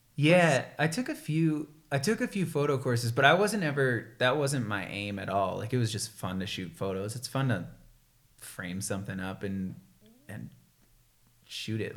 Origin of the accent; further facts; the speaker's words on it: right outside of Boston, Massachusetts, United States; moved away; I can't say I'm actually from Boston because it's right outside of Boston, so people from actual Boston would get pissed. But it was sweet growing up in Massachusetts